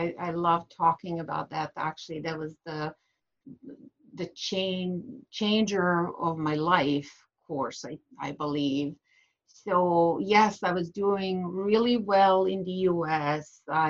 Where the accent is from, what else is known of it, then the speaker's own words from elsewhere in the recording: Bosnia & Herzegovina; accent: foreign; English is a second language; moved away as an adult; also born or lived in Sarajevo / United States; 20 years later, after I left Bosnia